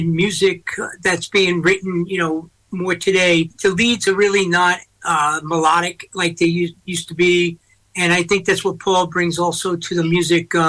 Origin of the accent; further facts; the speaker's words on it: New York, United States; moved away; also born or lived in Los Angeles; I'm originally from New York